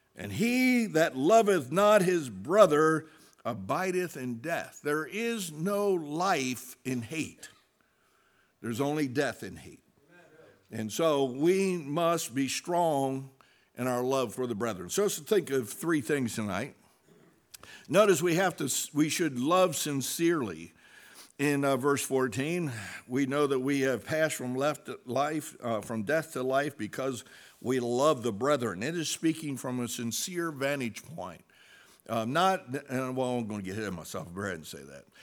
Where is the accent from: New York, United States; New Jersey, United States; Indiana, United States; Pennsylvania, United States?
New Jersey, United States; we're from New Jersey